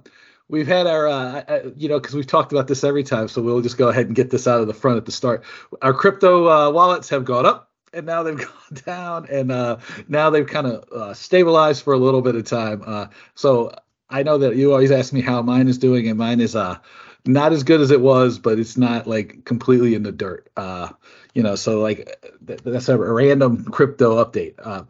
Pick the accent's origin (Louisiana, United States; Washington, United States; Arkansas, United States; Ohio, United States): Washington, United States; Bremerton; born there; I was born in Bremerton, right across the Puget Sound from Seattle